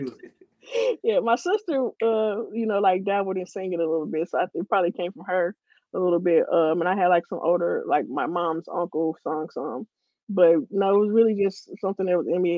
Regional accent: Ferguson, Missouri, United States; I'm from Ferguson, born and raised

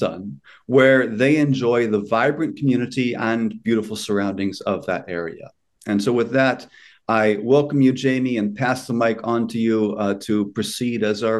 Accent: United States; what we here in America, especially as American Christians

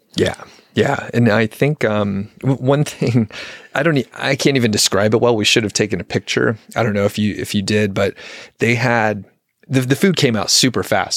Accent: Southeast, United States; now in Boulder County, Colorado, United States; I'm from the Southeast

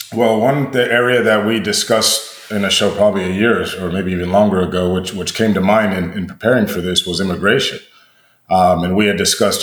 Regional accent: United States; we're American

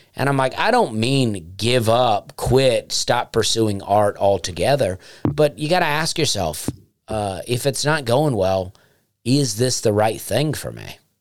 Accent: Alabama, United States; moved away; I would love to do more in Alabama because that's my home state and I love it there

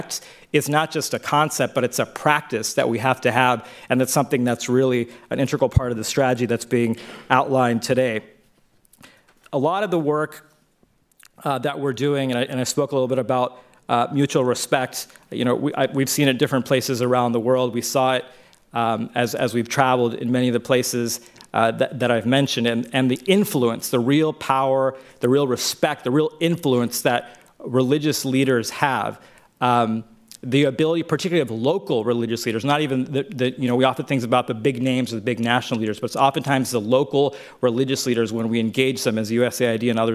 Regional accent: Dallas, Texas, United States; I grew up in Texas and in the Dallas area.

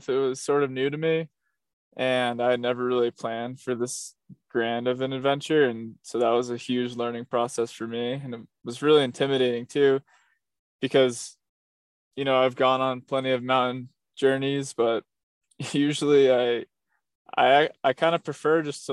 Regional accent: Rhode Island, United States; I'm from Rhode Island, where there are no mountains

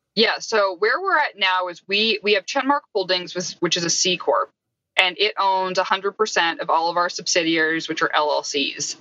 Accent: Canada; I'm not actually even American, I'm Canadian

